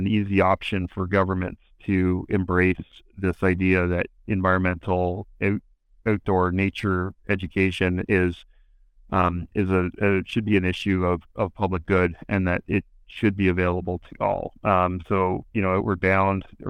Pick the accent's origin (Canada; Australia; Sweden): Canada; Toronto, Ontario; I grew up in Toronto